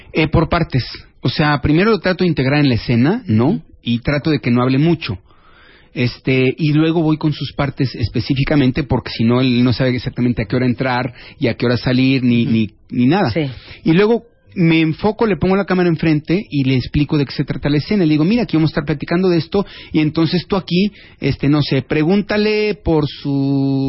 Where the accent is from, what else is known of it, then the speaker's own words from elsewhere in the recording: Mexico; el orgullo como mexicano